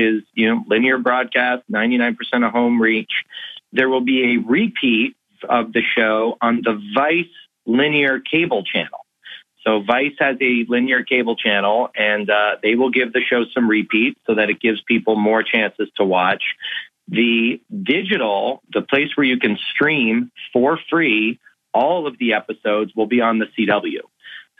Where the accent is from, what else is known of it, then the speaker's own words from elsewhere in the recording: Canada; also born or lived in Philadelphia; I'm Canadian